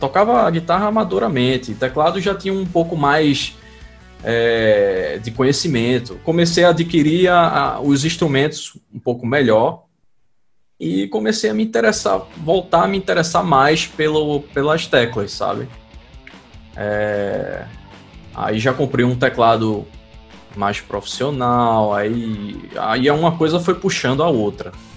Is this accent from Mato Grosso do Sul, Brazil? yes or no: no; Recife, Pernambuco, Brazil; lá em Pernambuco, de onde eu sou, em Recife